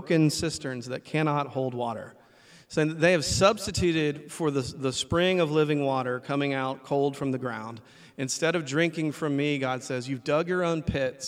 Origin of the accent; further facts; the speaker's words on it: the South, United States; I grew up in the South